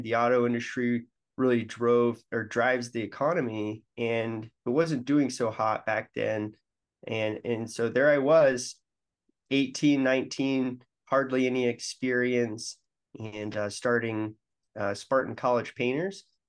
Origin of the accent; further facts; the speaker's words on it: Denver, Colorado, United States; moved away as an adult; also born or lived in Michigan; I'm from Denver, and I went to, uh, Michigan State